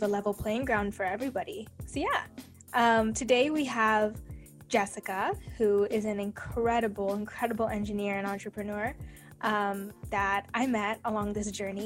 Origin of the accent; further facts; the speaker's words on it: Silicon Valley, California, United States; I grew up in the Silicon Valley